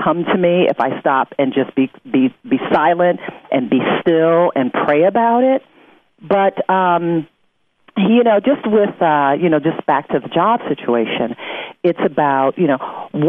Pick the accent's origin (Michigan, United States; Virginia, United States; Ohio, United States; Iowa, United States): Michigan, United States; Detroit; it was in my hometown of Detroit, so I definitely wanted to be a part of it.